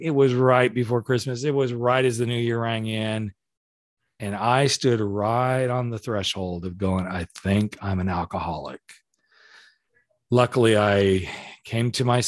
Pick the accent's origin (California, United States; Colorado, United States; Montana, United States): California, United States; we're both from California